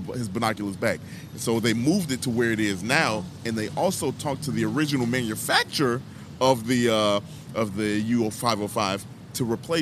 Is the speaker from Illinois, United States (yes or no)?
yes; Chicago, Illinois, United States; as a Chicagoan here